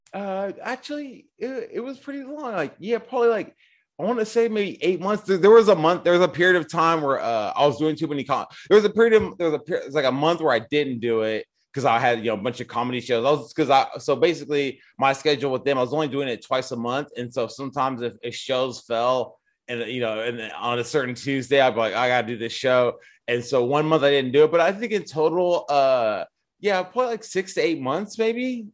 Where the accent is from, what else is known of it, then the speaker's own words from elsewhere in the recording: Newark, California, United States; also born or lived in Hayward, California; I grew up in Newark, actually, Newark, California